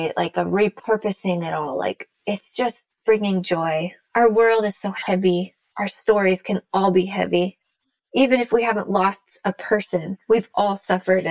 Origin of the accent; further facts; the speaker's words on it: Salem, Oregon, United States; where I grew up outside of Salem.